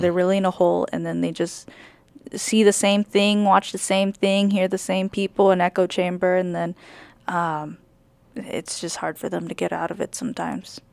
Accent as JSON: {"language": "English", "region": "California", "country": "United States", "tie": "born or raised there", "also_born_or_lived": "New York", "moved": "yes", "said": "I grew up in California too"}